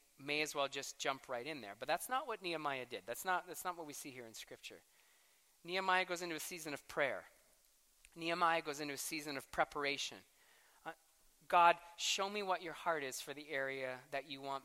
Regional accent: Canada; I am a passionate Canadian for 9 months a year

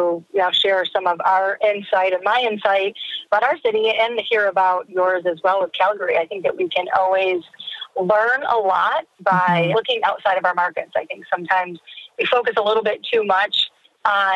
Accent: northern Michigan, United States; I'm not from Detroit. I'm from northern Michigan

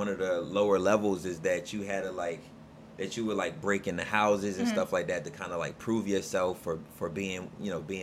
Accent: Alexandria, Virginia, United States; also born or lived in Nottoway County, Virginia; I grew up in Alexandria and was there until I was about 14 years old

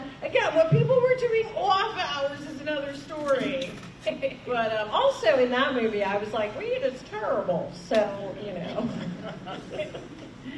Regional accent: New York City, New York, United States; as a New Yorker

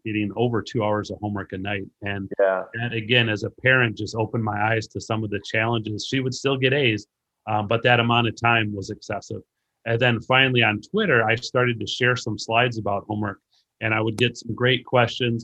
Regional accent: Racine, Wisconsin, United States; now in Illinois, United States; I grew up in Racine, Wisconsin, and I currently live in Illinois

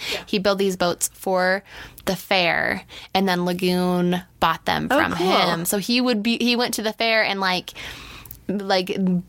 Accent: Utah, United States; I grew up in Utah.

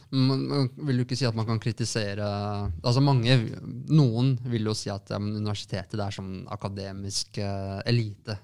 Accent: Lørenskog, Akershus, Norway; now in Oslo, Norway; store deler av barndommen min er fra Lørenskog

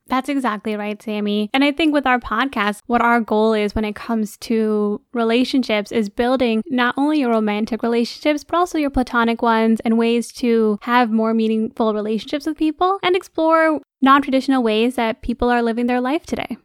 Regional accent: Michigan, United States; we're born and raised in Michigan

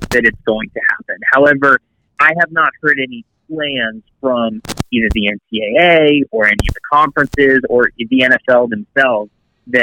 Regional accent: just south of Tampa, Florida, United States; I'm from Florida, just south of Tampa, and I actually grew up playing hockey.

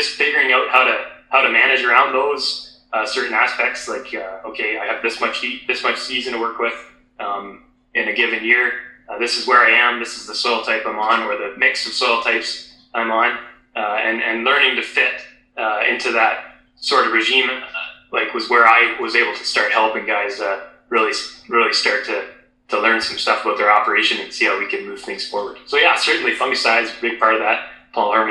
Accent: St. Marys, Ontario, Canada; I come from where I grew up in St. Mary's area

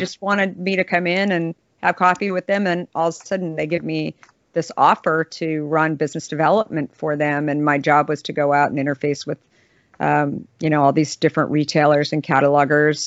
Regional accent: Scottsdale, Arizona, United States; I grew up in Scottsdale

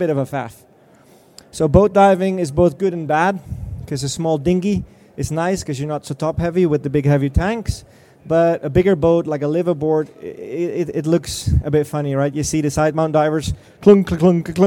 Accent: Denmark; I'm from Denmark

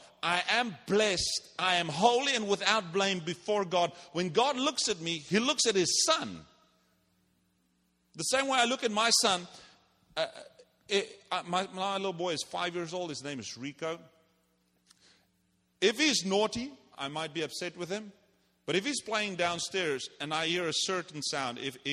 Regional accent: South Africa; moved away; I'm from South Africa. We don't play games there.

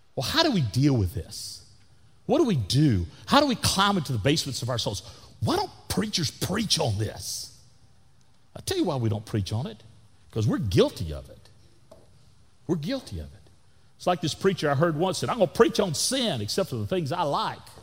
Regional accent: Florida, United States; also born or lived in Texas / Canada; now in Wimberley, Texas, United States; where I grew up in Florida

